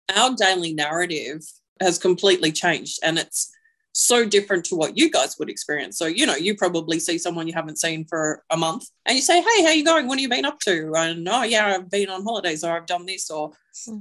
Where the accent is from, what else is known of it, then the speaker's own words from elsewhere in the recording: Lismore, New South Wales, Australia; I am from Lismore.